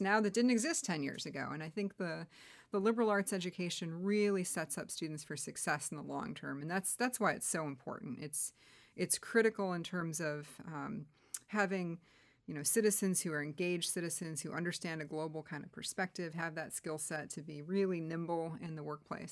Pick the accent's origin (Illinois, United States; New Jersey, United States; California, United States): Illinois, United States; Wheeling; I grew up in Wheeling, Illinois, which is a northwest suburb of Chicago